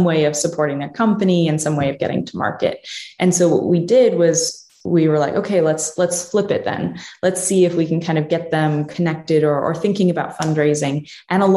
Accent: New Jersey, United States; moved away as an adult; also born or lived in Pittsburgh, Pennsylvania; I'm originally from New Jersey

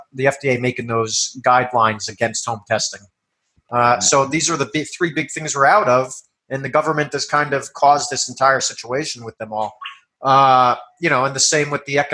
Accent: New York, United States; moved away; I'm from New York originally

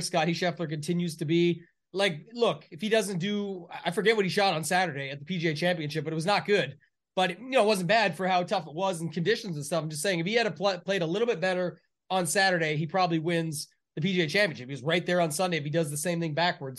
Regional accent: Canada; I'm the Canadian

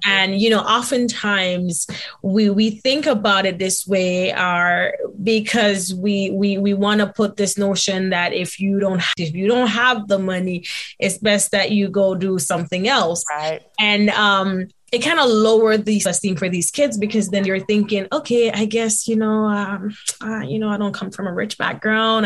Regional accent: Jamaica; moved away; my background growing up in Jamaica

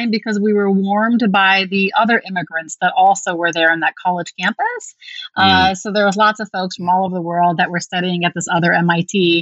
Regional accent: Upper Peninsula of Michigan, United States; also born or lived in England / Baghdad, Iraq; now in Flint, United States; we actually came to the Upper Peninsula of Michigan when I was like 4 years old.

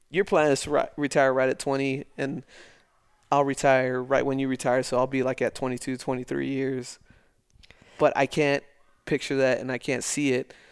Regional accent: El Paso, Texas, United States; Because uh, I got I got tired of people like saying something about it outside of El Paso, right?

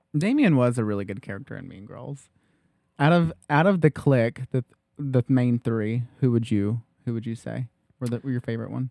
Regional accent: Loudon, Tennessee, United States; we grew up in Loudon

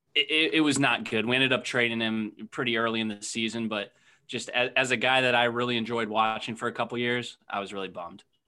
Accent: Akron, Ohio, United States; I'm from Akron

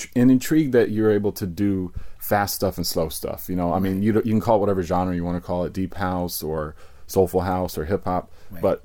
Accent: Virginia, United States; now in New York City, United States; I grew up in Virginia.

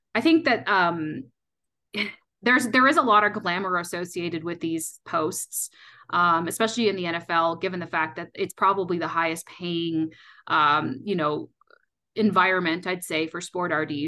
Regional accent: Canada; moved away as an adult; now in Colorado, United States; I'm actually originally from Canada

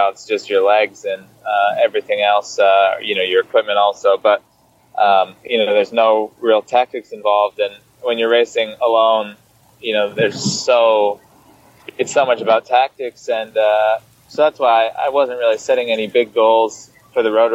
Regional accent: Michigan, United States; moved away; I used to do this like Tuesday night group ride in my hometown

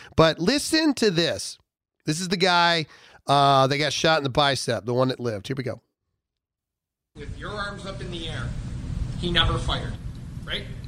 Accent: United States; everything that we held dear as Americans, pride that we had of being Americans

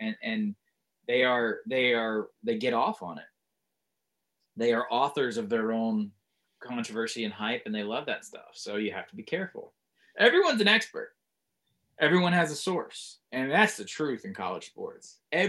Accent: Northeast, United States; also born or lived in South; I was raised by virtue of what my dad did in the Northeast for a long time, even though I'm from the South.

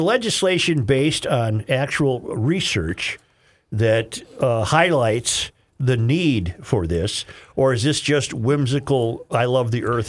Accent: Wisconsin, United States; moved away; I'm originally from Wisconsin, just across the border, not far off 94. I've been on the West Coast for about 35 years now.

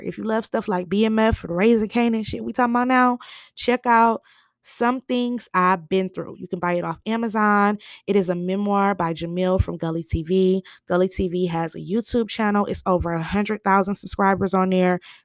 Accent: Michigan, United States; I'm from Michigan

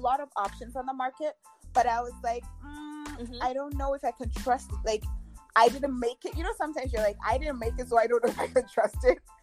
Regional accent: Ghana; moved away as an adult; I'm Ghanaian actually. I grew up in, I lived and grew up in Ghana for first 18 years of my life.

